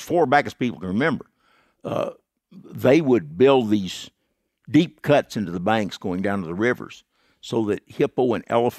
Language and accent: English; Texas, United States; East Texas.